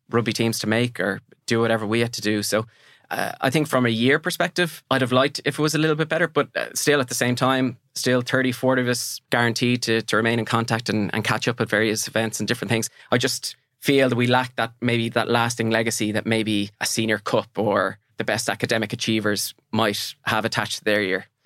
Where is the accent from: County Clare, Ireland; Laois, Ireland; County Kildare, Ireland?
Laois, Ireland; Mountmellick; I'm from Mel-, Melican County Leash, and our neighbouring town is a place called Emo